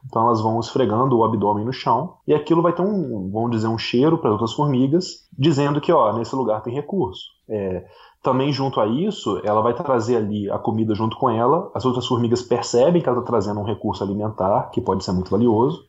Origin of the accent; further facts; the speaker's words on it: Brazil; moved away as an adult; now in New Zealand; aproveitei para voltar aqui visitar a terrinha.